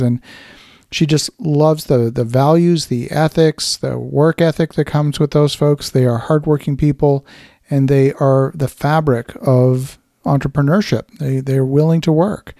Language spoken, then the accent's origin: English; Halifax, Nova Scotia, Canada; I grew up in Halifax, Nova Scotia